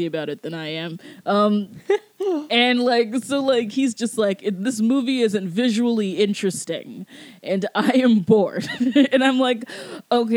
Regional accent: Georgia, United States; I'm from Georgia

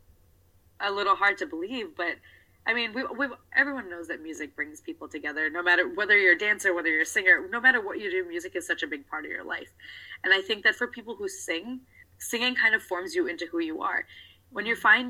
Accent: United States; I'm a South Asian American woman

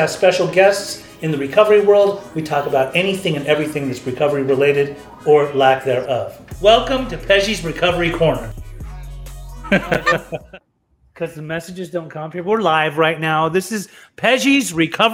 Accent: Utah, United States; I grew up in Utah as a brown boy.

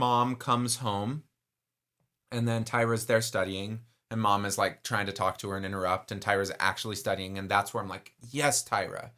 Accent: Texas, United States; I am Texan.

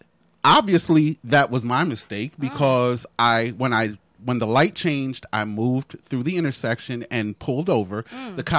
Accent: New Jersey, United States; I'm from Jersey.

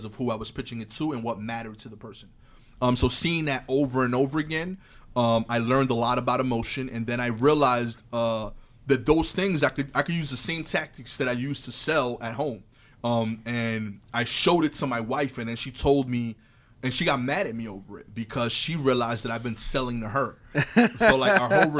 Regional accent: New York City, New York, United States; as a New Yorker

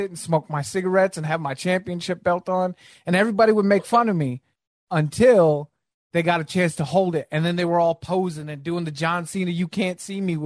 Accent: Virginia, United States; I grew up in Virginia

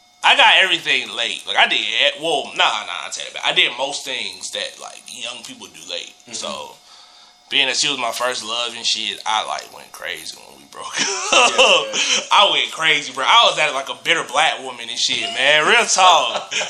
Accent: Clayton County, Georgia, United States; I grew up in Clayco.

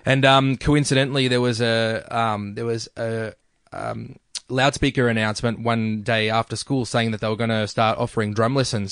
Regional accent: Melbourne, Victoria, Australia; also born or lived in Brunswick, Melbourne / Doreen, Victoria / Mernda, Victoria; Greensboro for ages, grew up in Greensboro

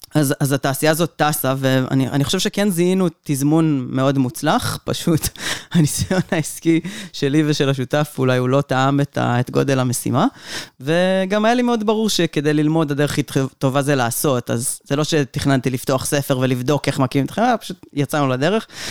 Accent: Omer, Southern District, Israel; also born or lived in Kibbutz Lahav; בגיל שנתיים כבר ההורים שלי עברו לעומר, ואת רוב הילדות שלי העברתי בעומר

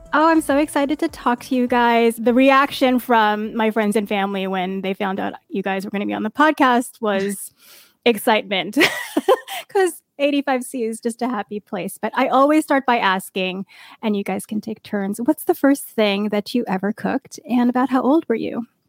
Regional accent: East Coast, United States; moved away; I grew up in the East Coast

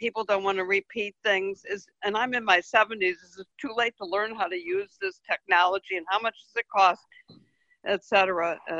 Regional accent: Massachusetts, United States; I'm from Massachusetts

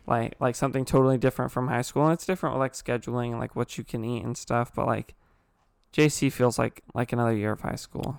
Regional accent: Ontario, California, United States; also born or lived in Chino Hills, California; I moved from Chino Hills to Ontario, uh, where we met Chance.

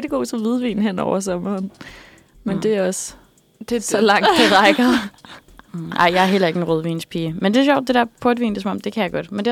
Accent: Copenhagen, Capital Region of Denmark, Denmark; born there; jeg er født i København på Rigshospitalet

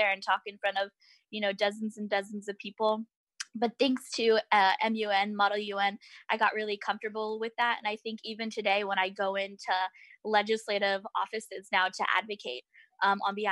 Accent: Orange County, California, United States; I grew up in Orange County, California. So I'm a proud Southern Californian

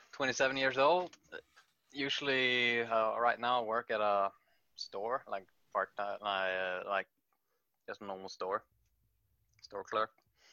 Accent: Stavanger, Rogaland, Norway; I'm from Norway, in Stavanger, Norway.

